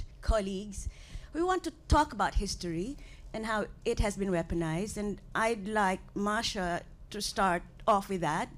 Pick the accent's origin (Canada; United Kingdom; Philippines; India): Philippines; moved away; I come from the Philippines